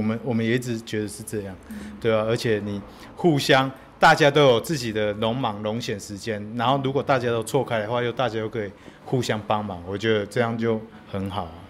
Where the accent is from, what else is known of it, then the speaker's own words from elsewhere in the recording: Wufeng, Taichung, Taiwan; 我第一次感受到越来越接近自己国小的母校，然后我采访的人竟然竟然就在母校的旁边而已，四德国校，雾峰的四德国校